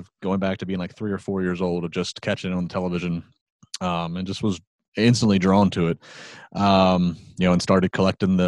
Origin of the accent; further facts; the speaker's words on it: Maryland, United States; I grew up in Maryland.